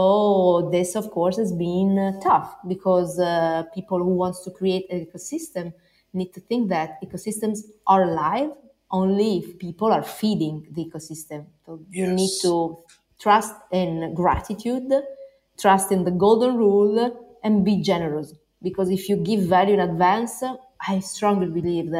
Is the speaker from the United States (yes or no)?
no; Bologna, Emilia-Romagna, Italy; I come from Bologna.